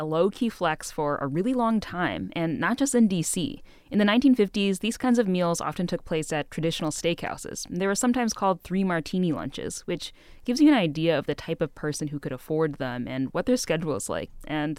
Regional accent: Midwest, United States; As a Midwesterner

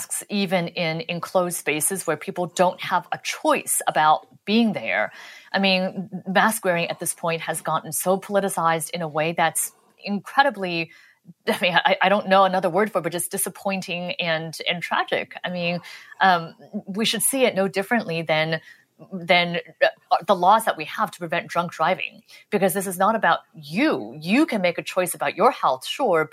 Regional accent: Los Angeles, California, United States; moved away; I'm from I grew up in Los Angeles

